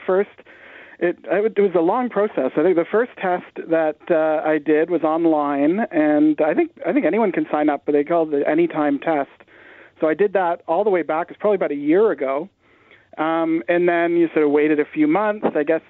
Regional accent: Canada; As a Canadian, I was really worried that there were going to be all these questions about, you know, what's the capital of Idaho

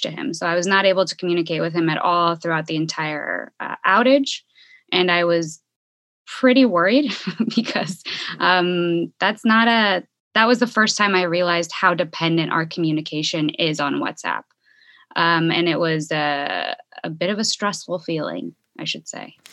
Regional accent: Bay Area, California, United States; moved away as an adult; also born or lived in Chicago; now in Ecuador; I'm originally from the Bay Area and went to school in Chicago.

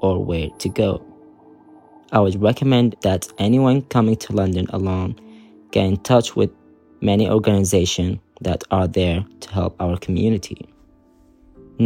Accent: Saudi Arabia; now in United Kingdom; Growing up in Saudi as a queer person

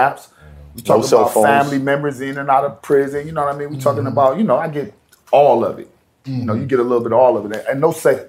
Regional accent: Cleveland, Ohio, United States; now in Florida, United States; I'm in Florida now. I grew up in Cleveland

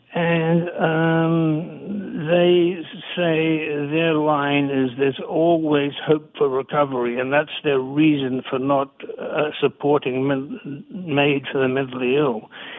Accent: New Zealand; born there; I'm an international journalist. I was born in New Zealand, but I've spent most of my time in many other countries.

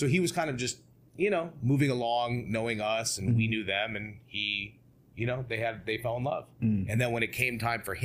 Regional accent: Beverly Hills, California, United States; growing up in Beverly Hills

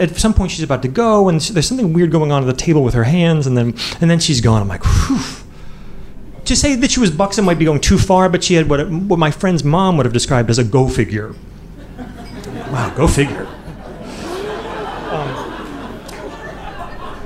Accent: Midwest, United States; moved away as an adult; also born or lived in Boston; I'm from the Midwest

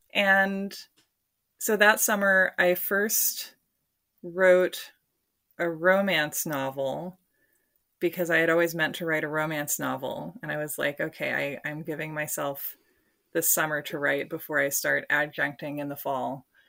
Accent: Portland, Oregon, United States; my hometown

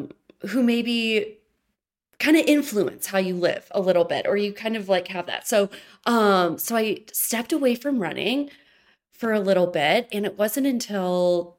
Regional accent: Michigan, United States; And I'm originally lived in Michigan. So I moved from Michigan to Colorado.

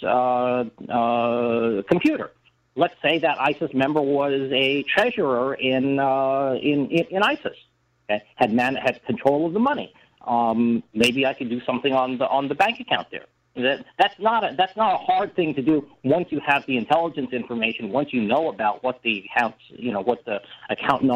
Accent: United States; I'm an American

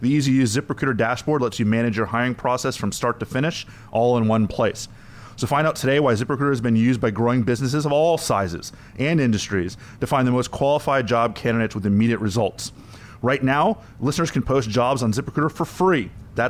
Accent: South Florida, United States; My hometown is South Florida

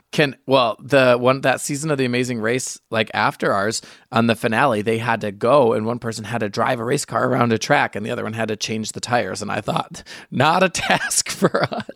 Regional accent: near Michigan International Speedway, United States; people from my hometown, because we were so close to Michigan International Speedway

